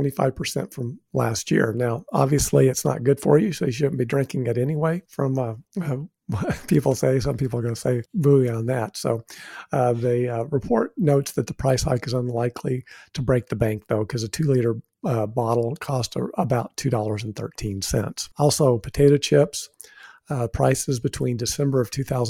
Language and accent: English; New Mexico, United States; I'm from New Mexico